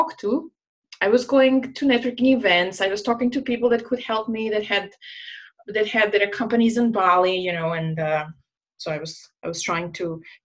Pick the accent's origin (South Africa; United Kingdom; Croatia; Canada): Croatia; moved away as an adult; also born or lived in Jakarta, Indonesia; I was sent by my home country, Croatia, to Jakarta